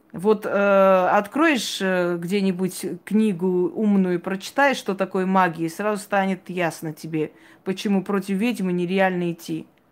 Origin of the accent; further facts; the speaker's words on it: Georgia; Я родилась в Грузии, я знаю четыре языка.